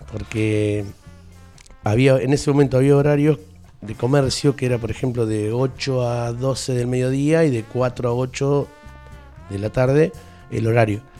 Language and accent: Spanish; Fernández, Santiago del Estero, Argentina; sí, tenía 18 años en Fernández, mi pueblo. Eh, bueno, en el pueblo...